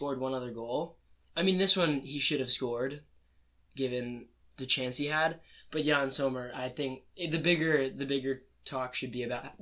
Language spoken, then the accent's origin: English; Minnesota, United States; we're both from Minnesota